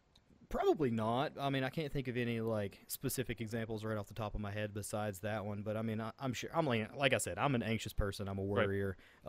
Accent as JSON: {"language": "English", "region": "West Virginia", "country": "United States", "accent": "Southern twang", "said": "I'm from West Virginia. We have a kind of Southern twang."}